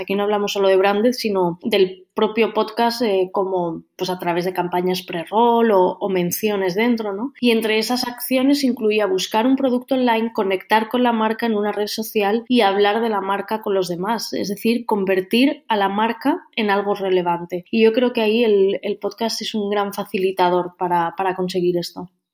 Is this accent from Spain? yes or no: yes; Valencian Community, Spain; soy valenciana